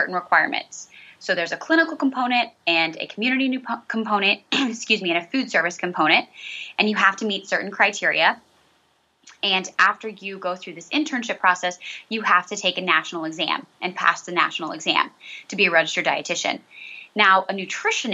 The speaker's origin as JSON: {"language": "English", "region": "southeast Nebraska", "country": "United States", "tie": "born or raised there", "also_born_or_lived": "Chicago suburbs, Illinois", "moved": "as an adult", "lives_now": "Maryland, United States", "said": "I am originally from Nebraska, southeast Nebraska, born and raised there"}